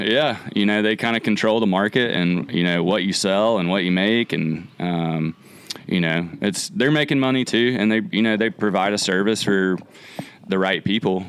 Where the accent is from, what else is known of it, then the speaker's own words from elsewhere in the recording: Rock Hill, South Carolina, United States; I grew up in Rock Hill.